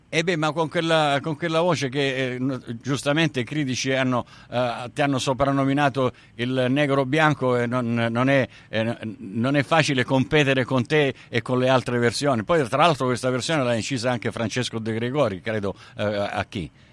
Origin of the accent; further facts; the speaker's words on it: Sicily, Italy; now in Australia; io son siciliano